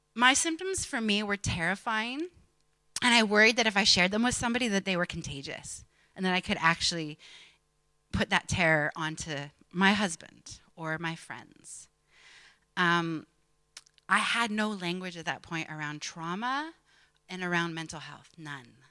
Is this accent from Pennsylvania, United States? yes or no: yes; Pennsylvania, United States; an American preacher's kid growing up in Pennsylvania in the 80s and 90s